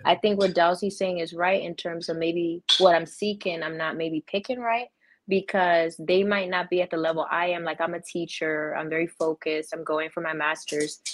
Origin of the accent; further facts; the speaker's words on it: Maryland, United States; I'm from Maryland.